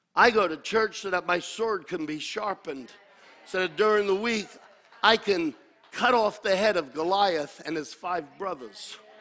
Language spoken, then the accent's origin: English; United States; I'm an American. And I'm proud to be an American